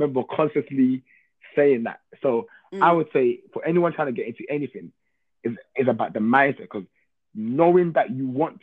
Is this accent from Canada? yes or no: no; London, United Kingdom; born and raised in East London, Hackney